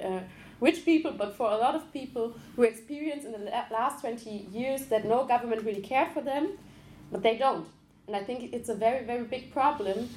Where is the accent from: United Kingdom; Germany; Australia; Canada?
Germany; Ruhr area, North Rhine-Westphalia; I come from Ruhrgebiet, it's like Dortmund, Essen